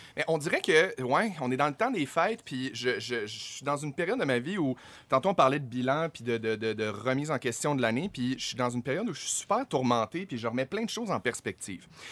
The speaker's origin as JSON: {"language": "French", "town": "Chicoutimi", "region": "Quebec", "country": "Canada", "said": "je viens de Chicoutimi."}